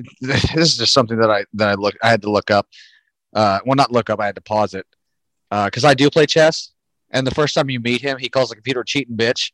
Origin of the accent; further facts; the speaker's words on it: Florida, United States; I'm born and raised in Florida.